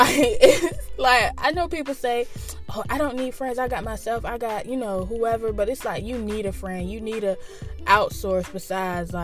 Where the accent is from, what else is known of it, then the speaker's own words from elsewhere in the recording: Norfolk, Virginia, United States; I reside in the 757.